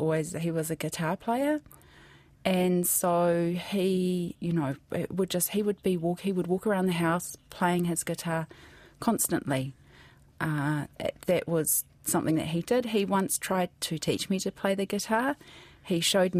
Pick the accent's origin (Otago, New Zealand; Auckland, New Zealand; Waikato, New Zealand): Waikato, New Zealand; Hamilton; also born or lived in Wellington / Bay of Plenty / Hawke's Bay; we grew up in mostly in Hamilton.